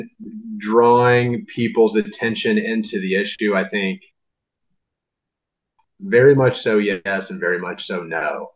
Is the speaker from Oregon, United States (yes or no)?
no; Southern Illinois, United States; moved away as an adult; now in St. Louis, United States; I grew up in Southern Illinois, like an hour and a half away from St. Louis.